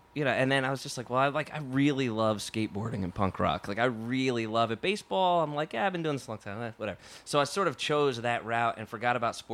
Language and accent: English; New Jersey, United States; I grew up in Jersey.